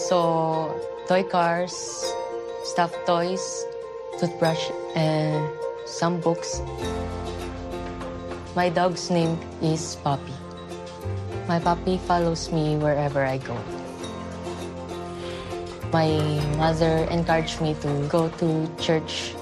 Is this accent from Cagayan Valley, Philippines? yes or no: yes; Sanchez Mira, Cagayan Valley, Philippines; I'm from Philippines in a small town called Sanchez Mira.